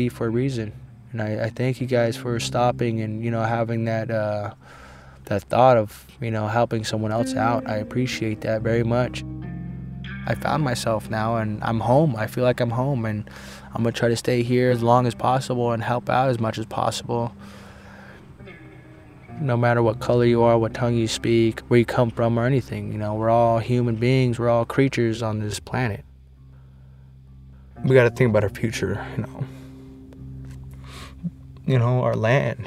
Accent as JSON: {"language": "English", "area": "Colville Confederated Tribes, Omak", "region": "Washington", "country": "United States", "said": "I'm from the Caldwell Confederated Tribes, Nomak, Washington."}